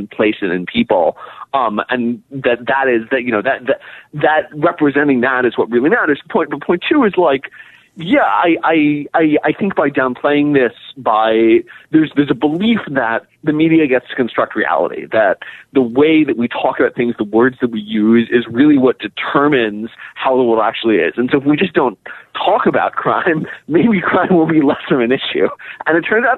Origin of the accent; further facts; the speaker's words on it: Pittsburgh, Pennsylvania, United States; I'm from Pittsburgh